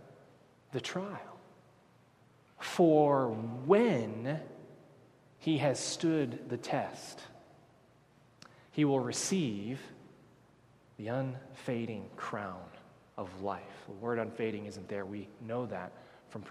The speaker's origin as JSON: {"language": "English", "region": "Texas", "country": "United States", "said": "I'm from Texas."}